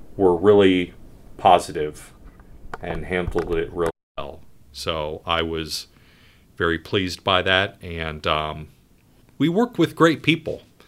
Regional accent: Ohio, United States; moved away as an adult; also born or lived in upstate New York; now in Rhode Island, United States; I grew up in Ohio, went to school in upstate New York.

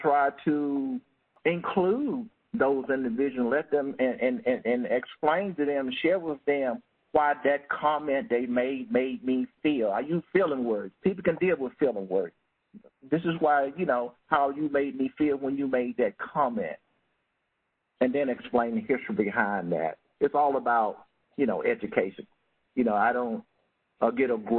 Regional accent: Mississippi, United States; moved away as an adult; I came from Mississippi, again, working in cotton fields and soybean

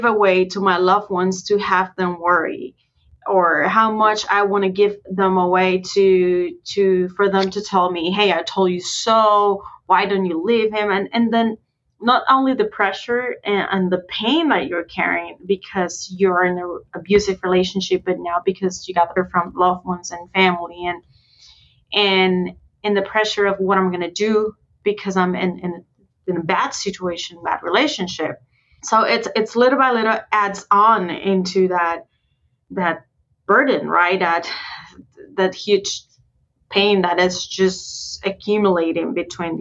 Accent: Puerto Rico; moved away as an adult; also born or lived in Wisconsin; I moved out from Puerto Rico to the US, especially to Wisconsin, which is pretty far from where I came from

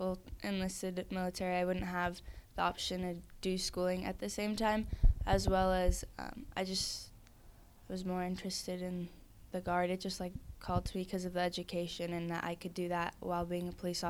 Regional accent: Yelm, Washington, United States; I'm from Yelm High School

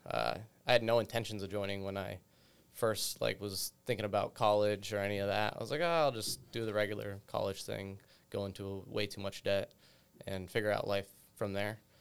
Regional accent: United States; I grew up in, uh, the western part of the state, so more rural

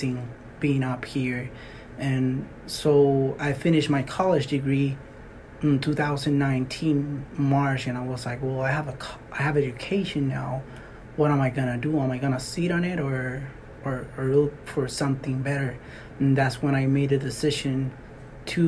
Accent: Puerto Rico; moved away as an adult; also born or lived in Alaska; now in Fort Greely, United States; I am from Puerto Rico. I was born in Puerto Rico, 23, I was in Puerto Rico

